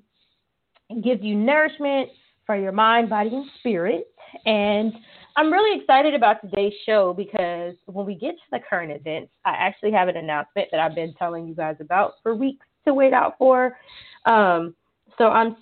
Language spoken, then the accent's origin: English; Colorado, United States; now in Katy, United States; We're from Colorado